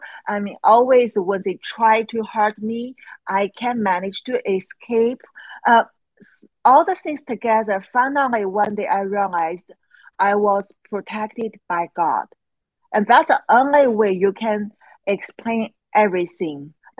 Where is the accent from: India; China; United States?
China; English is a second language; because I grew up in China, and it actually took me over 30 years. And I grew up in China.